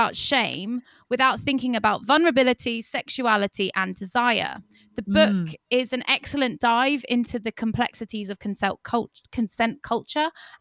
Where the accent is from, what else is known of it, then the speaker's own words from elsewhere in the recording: Torquay, South West England, United Kingdom; moved away as an adult; also born or lived in Barcelona; now in London, United Kingdom; I'm from Torquay